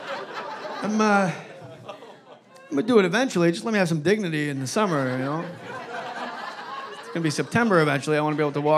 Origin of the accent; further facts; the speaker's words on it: New Jersey, United States; my home state of New Jersey